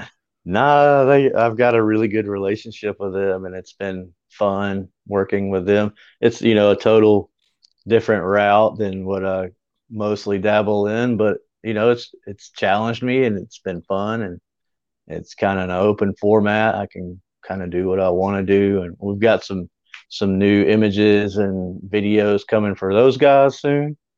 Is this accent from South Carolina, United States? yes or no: yes; Greer, South Carolina, United States; my hometown, which is Greer